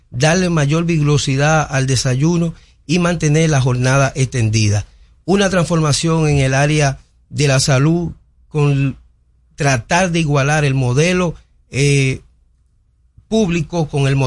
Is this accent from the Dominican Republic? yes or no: yes; Dominican Republic; Nosotros como dominicanos hemos logrado avanzar en el hecho de que como los venezolanos en su tiempo que eran una marca internacional de productividad